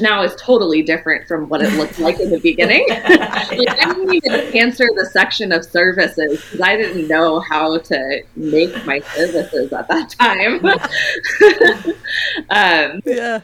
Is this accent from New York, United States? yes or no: no; Los Angeles, California, United States; I was born in Los Angeles and grew up in the early part of my life in Echo Park